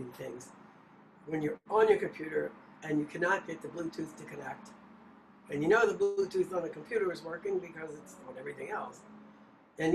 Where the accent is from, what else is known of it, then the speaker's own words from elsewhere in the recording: New Orleans, Louisiana, United States; I'm from New Orleans.